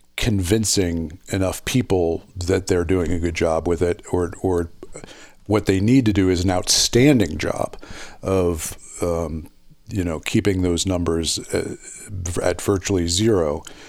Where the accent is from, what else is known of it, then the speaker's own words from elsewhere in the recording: Philadelphia, Pennsylvania, United States; it's my, my hometown